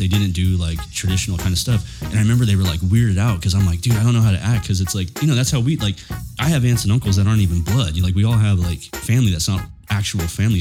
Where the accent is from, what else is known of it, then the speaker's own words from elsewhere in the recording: Chula Vista, California, United States; I grew up in Chula Vista at my grandma's pad